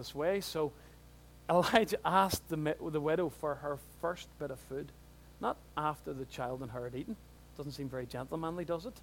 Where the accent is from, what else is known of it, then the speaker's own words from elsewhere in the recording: Newtownards, Northern Ireland, United Kingdom; I'm from Newton Ards.